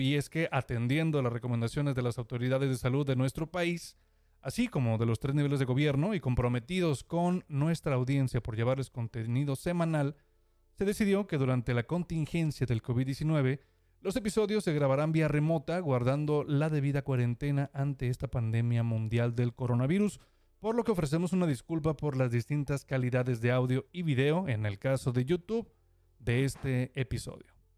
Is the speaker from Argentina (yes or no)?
no; Mexico; uno como mexicano